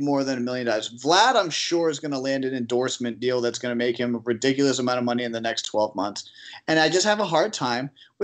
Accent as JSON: {"language": "English", "town": "Harrisburg", "region": "Pennsylvania", "country": "United States", "said": "I'm not from Pittsburgh. I'm from Harrisburg."}